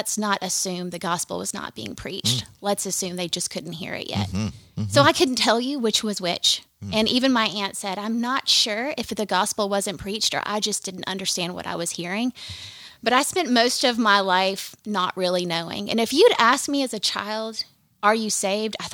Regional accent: Gallatin, Tennessee, United States; now in Jackson, United States; We're from Gallatin, which is north of Nashville.

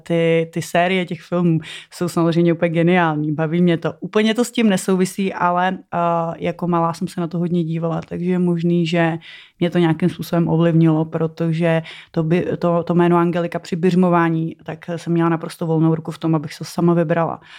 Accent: Žatec, Ústí nad Labem Region, Czechia; jsem chodila na koupaliště v Žadci, tyjo, protože pocházím z Žadce

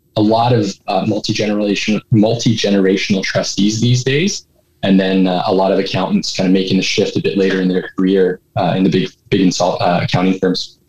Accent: Edmonton, Alberta, Canada; I was uh, born and raised in Edmonton. So uh, been here for a little while

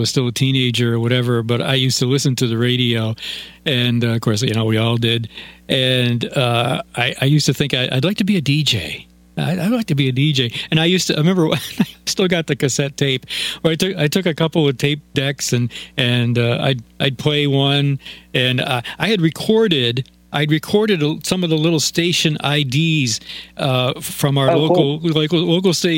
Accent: Glens Falls, New York, United States; born or raised there; moved away

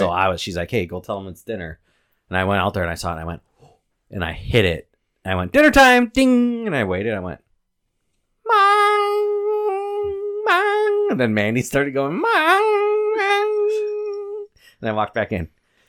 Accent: South Milwaukee, Wisconsin, United States; I'm from South Milwaukee. I can't do math.

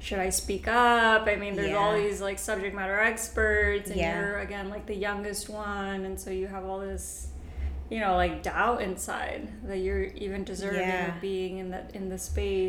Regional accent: New York, United States; I speak English obviously because I grew up in the United States, but I was going to public schools in New York

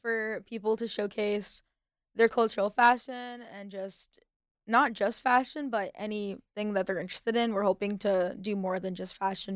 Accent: United States; I've lived majority of my life in the States, and I identify as Arab

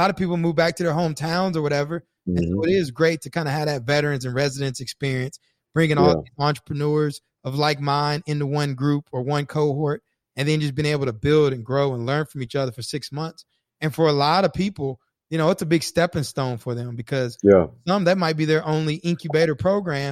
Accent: College Station, Texas, United States; I'm from College Station.

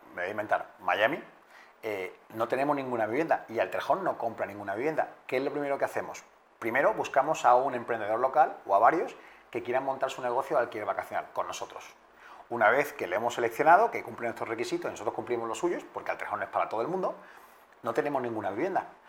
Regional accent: Spain; somos españoles

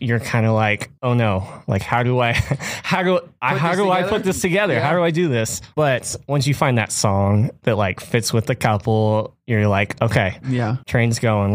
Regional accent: Texas, United States; So I grew up in Texas.

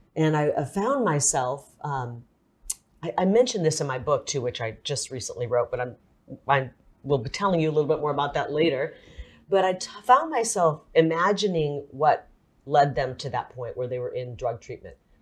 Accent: Iowa, United States; also born or lived in Illinois; now in Arizona, United States; I was raised in Iowa, I, I, right on the Mississippi River. So I was born in a hospital across the river in Illinois, but I pretty much grew up in Iowa

